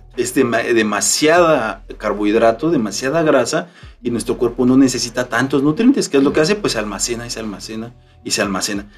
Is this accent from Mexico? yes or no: yes; Mexico; Nosotros como mexicanos estamos acostumbrados a comer tortilla de maíz